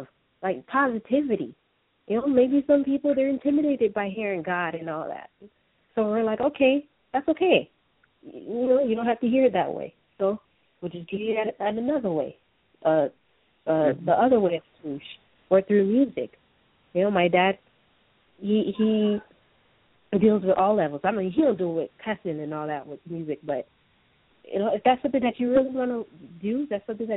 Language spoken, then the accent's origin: English; Atlanta, Georgia, United States; moved away; We're originally from Atlanta